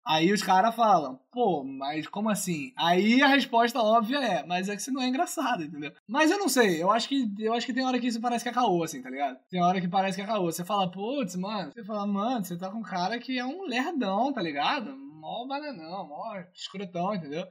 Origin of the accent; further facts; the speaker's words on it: Rio de Janeiro, Brazil; accent: carioca; o charme carioca, ele é é inerente à minha pessoa